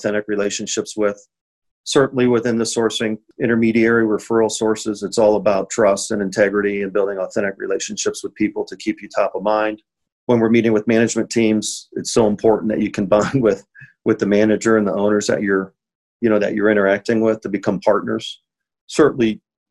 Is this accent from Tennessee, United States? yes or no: no; Findlay, Ohio, United States; moved away as an adult; also born or lived in Ann Arbor, Michigan / Phoenix, Arizona; I originally from Findlay, Ohio, a small town in Northwest Ohio. Started to play hockey when I was four